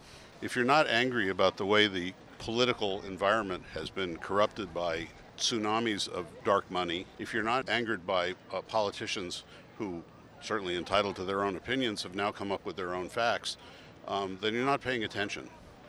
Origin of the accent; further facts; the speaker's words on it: Phoenix, Arizona, United States; moved away; also born or lived in Oakland, California; I'm an attorney from Oakland, California. Raised in Phoenix, so I'm a returning Arizonan.